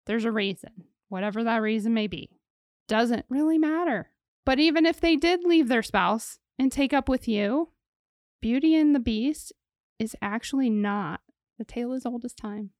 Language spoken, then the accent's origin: English; Ohio, United States; it happened near and around my hometown